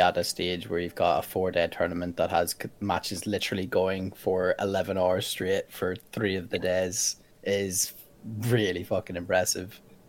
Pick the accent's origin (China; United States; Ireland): Ireland; Being on home turf